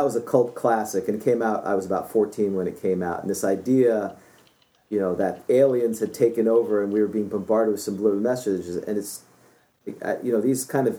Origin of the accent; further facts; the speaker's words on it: New York City, New York, United States; moved away; also born or lived in Florida; When I grew up in New York City, and then I moved to Florida.